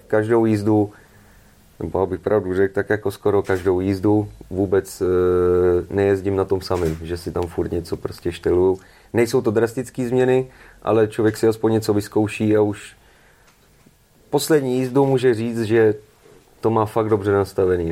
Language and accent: Czech; Pardubice, Pardubice Region, Czechia; jsem z Pardubis